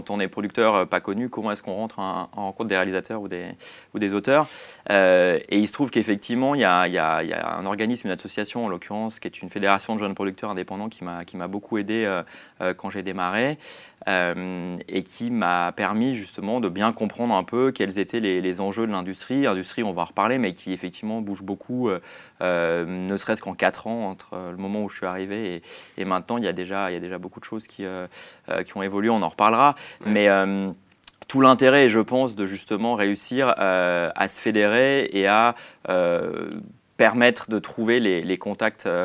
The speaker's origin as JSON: {"language": "French", "country": "Switzerland", "moved": "yes", "lives_now": "Paris, France", "said": "j'ai quitté la Suisse et je suis venu à Paris."}